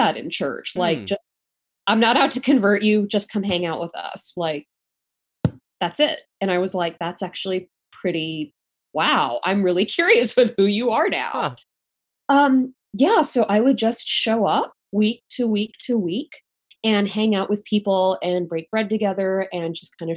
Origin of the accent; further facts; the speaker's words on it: United States; my brother and I were born and raised in the States